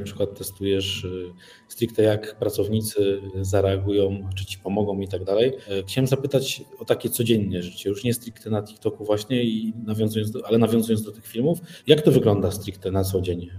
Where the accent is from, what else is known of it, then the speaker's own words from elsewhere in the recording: Mysłowice, Silesian Voivodeship, Poland; jestem z Mysłowic.